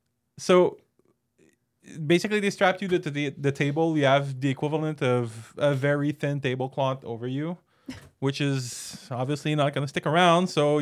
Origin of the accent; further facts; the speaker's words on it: Canada; I'm Canadian.